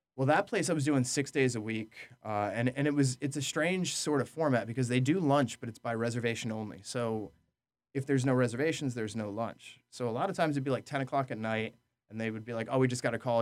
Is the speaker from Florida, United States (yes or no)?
no; Orange County, New York, United States; also born or lived in New Jersey; I grew up in, in Orange County, New York